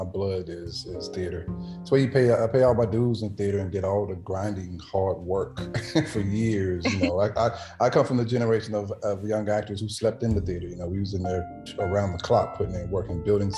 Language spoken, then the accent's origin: English; Anderson, South Carolina, United States; I am originally from Anderson, South Carolina